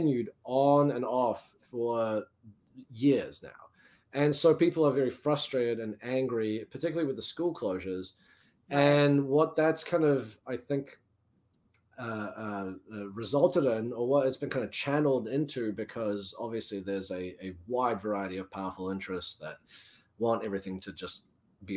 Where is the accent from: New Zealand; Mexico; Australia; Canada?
New Zealand; now in United States